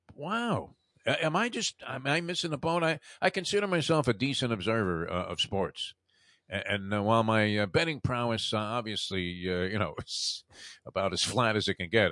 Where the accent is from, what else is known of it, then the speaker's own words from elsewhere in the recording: New York City, New York, United States; the neighborhood I grew up in in Brooklyn.